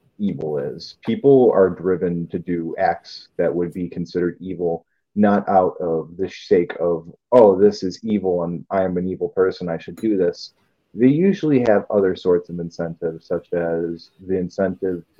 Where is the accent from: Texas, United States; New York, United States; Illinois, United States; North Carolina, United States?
New York, United States; Buffalo; I'm from Buffalo, New York. 716 represent.